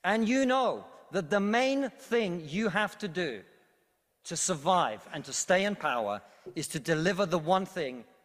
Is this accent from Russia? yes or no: yes; Russia; now in United Kingdom